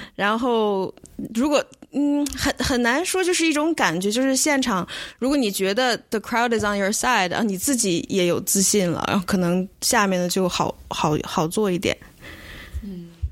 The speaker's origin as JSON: {"language": "Chinese", "country": "China", "moved": "yes", "said": "因为我是中国人"}